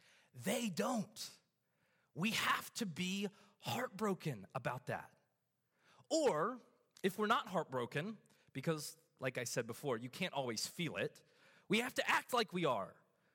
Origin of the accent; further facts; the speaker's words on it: Australia; I flew back to my hometown in Australia, and I talked to my pastor about this